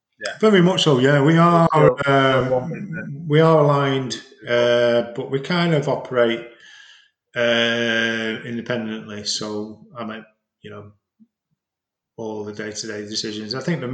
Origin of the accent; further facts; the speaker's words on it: Preston, North West England, United Kingdom; moved away; No, I'm from, I don't know if my accent sort of tells a lie. I'm originally from Preston, so if you put me in a room full of Prestonians, I'd soon be saying Luke in the Coot Book and all this sort of thing.